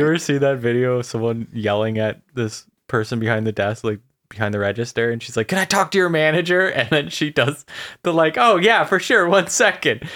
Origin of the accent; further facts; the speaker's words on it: Canada; Well, we're Canadian.